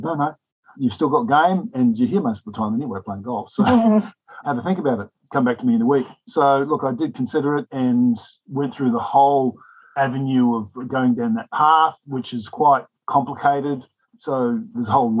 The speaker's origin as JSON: {"language": "English", "town": "Darwin", "region": "Northern Territory", "country": "Australia", "also_born_or_lived": "Sydney, Australia", "moved": "as an adult", "lives_now": "Sunshine Coast, Australia", "said": "I come from Darwin. So I travelled from Darwin to Sydney to begin a PGA apprenticeship"}